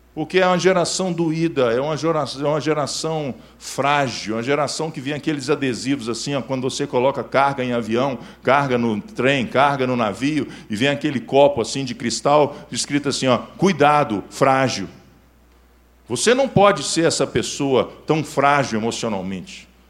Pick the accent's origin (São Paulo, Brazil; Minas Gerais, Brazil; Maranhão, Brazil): Minas Gerais, Brazil; Belo Horizonte; sou nascido em Belo Horizonte, criado em Belo Horizonte